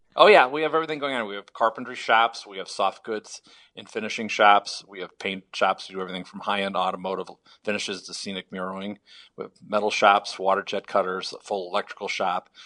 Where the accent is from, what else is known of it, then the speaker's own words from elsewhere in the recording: Chicago, Illinois, United States; I'm from Chicago originally